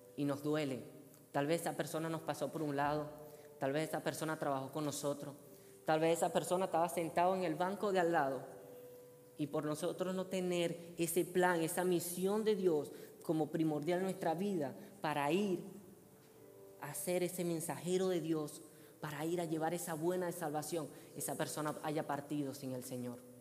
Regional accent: Venezuela; moved away; yo soy venezolano

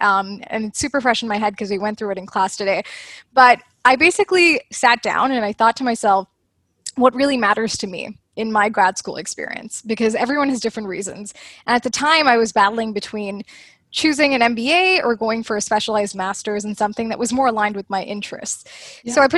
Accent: Canada; the prof was asking everyone like, where are you from? So I was like, Canada.

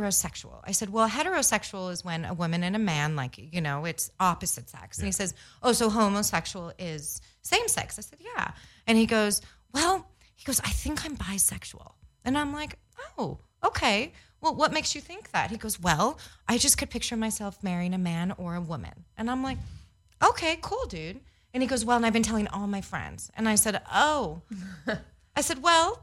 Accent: Los Angeles, California, United States; now in Thousand Oaks, United States; I grew up in Westwood

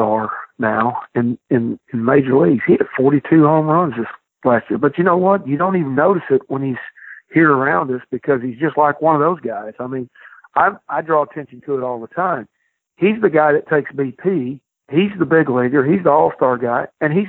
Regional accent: Midwest, United States; moved away; I'm from the Midwest

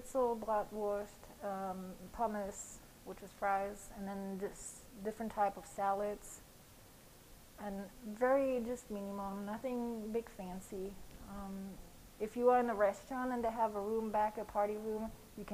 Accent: Kaiserslautern, Rhineland-Palatinate, Germany; moved away; also born or lived in France; Besides France, I grew up in Kaiserslautern, which is the Pfalz.

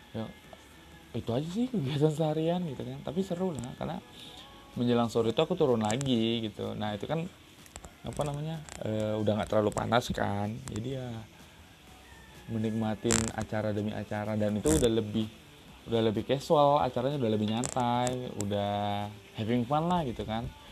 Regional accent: Riau, Indonesia; Aku dari Riau

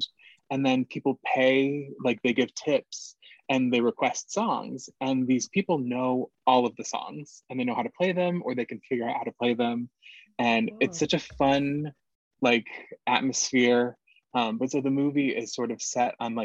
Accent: Ann Arbor, Michigan, United States; the University of Michigan, which is in my hometown of Ann Arbor

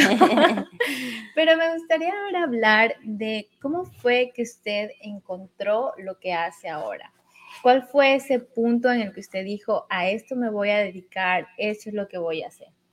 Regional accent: Machala, El Oro, Ecuador; also born or lived in Cuenca; now in New York, United States; como a los nueve años, me fui a vivir a Machala

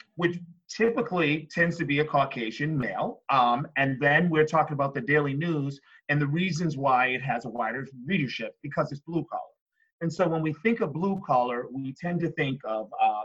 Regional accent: Boston, Massachusetts, United States; I'm from Boston, where busing began.

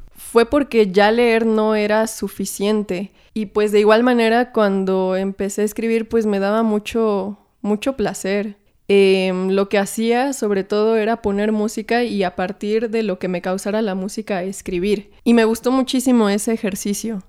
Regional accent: Naucalpan, State of Mexico, Mexico; moved away as an adult; now in Mexico City, Mexico; en donde me crié, en Lo Más Verdes

